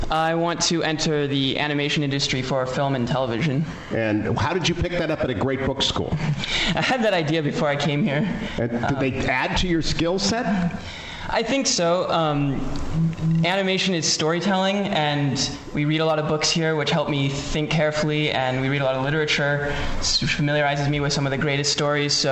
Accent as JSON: {"language": "English", "town": "San Jose", "region": "California", "country": "United States", "said": "San Jose, California."}